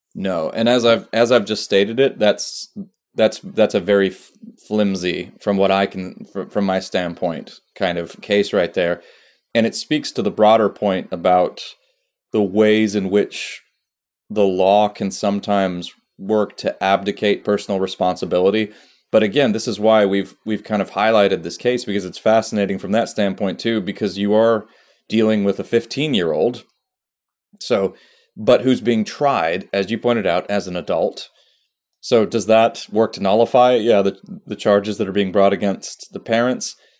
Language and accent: English; Austria; moved away; I grew up in Austria